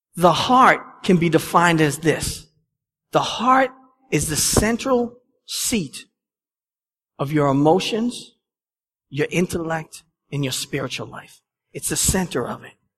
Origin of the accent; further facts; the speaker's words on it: Boston, Massachusetts, United States; accent: Boston; my Boston accent